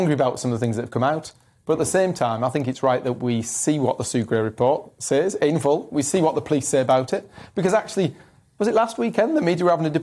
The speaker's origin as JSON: {"language": "English", "town": "Stockton-on-Tees", "region": "North East England", "country": "United Kingdom", "tie": "born or raised there", "said": "I was born and raised in Stockton South"}